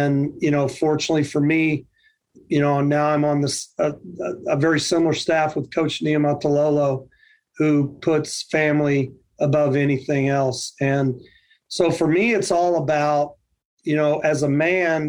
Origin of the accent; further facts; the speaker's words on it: Fort Worth, Texas, United States; moved away as an adult; also born or lived in Colorado Springs, Colorado / Eglin Air Force Base, Florida; Born and raised in Fort Worth, Texas